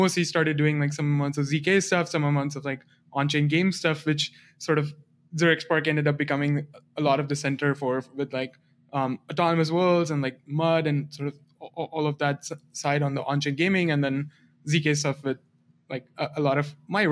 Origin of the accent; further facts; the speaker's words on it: India; moved away; I grew up in India